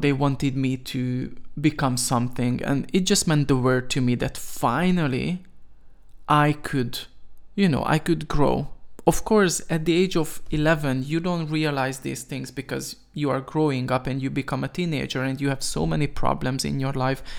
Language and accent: English; Veszprém, Veszprém County, Hungary; I was born in Hungary, nineteen ninety-two, in Veszprém, to be more specific